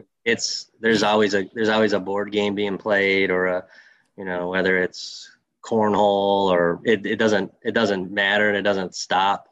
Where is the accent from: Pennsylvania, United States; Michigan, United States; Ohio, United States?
Michigan, United States; Saginaw; growing up as a, a Greek kid from Saginaw, Michigan, I had a lot of uncles.